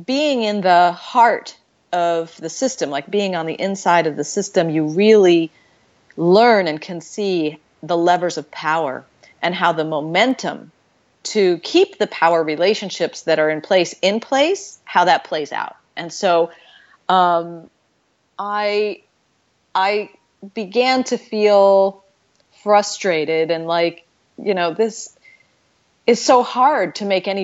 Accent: Florida, United States; also born or lived in New York; When we moved to Florida, it was the very first year of busing

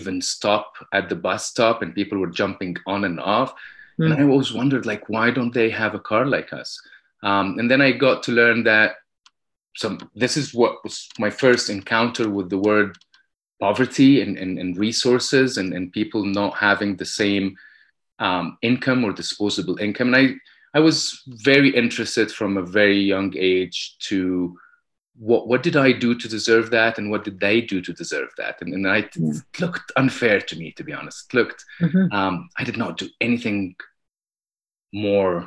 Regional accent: Egypt; I grew up in Egypt

